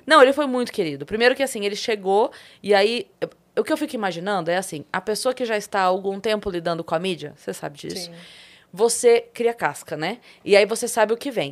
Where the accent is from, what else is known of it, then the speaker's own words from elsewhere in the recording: Sorocaba, São Paulo, Brazil; eu sou de Sorocaba